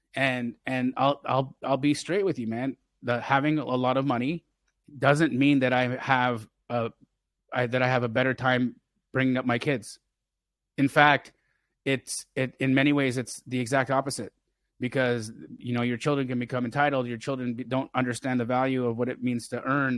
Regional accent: Calgary, Alberta, Canada; I grew up in Calgary, Alberta, Canada

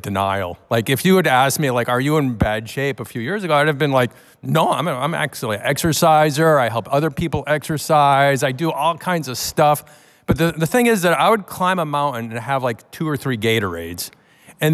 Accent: Boston, Massachusetts, United States; I'm from Boston, Cambridge area

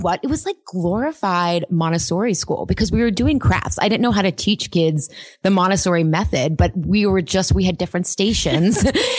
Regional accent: Pittsburgh, Pennsylvania, United States; So I grew up, Pittsburgh is a very blue collar working town. My parents were city school teachers. We were very solidly middle class.

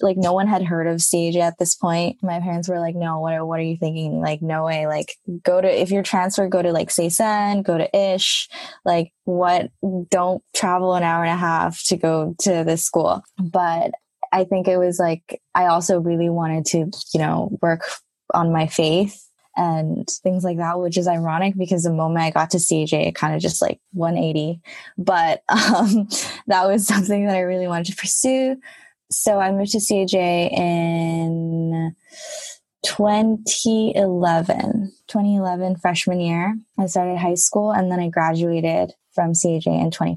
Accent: Japan; I was born and raised in Japan.

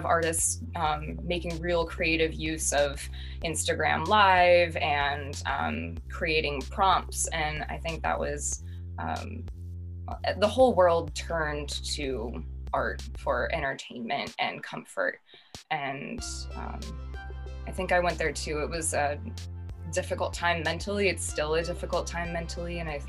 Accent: Silicon Valley, California, United States; I grew up in Silicon Valley

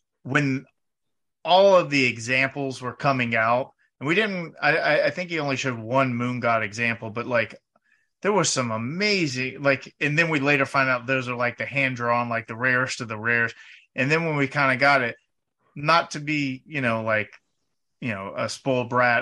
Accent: United States; I'm an American

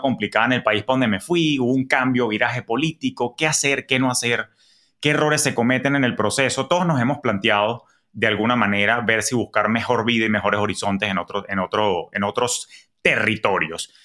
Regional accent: Venezuela; moved away as an adult; cuando yo emigré de Venezuela en el año 2011

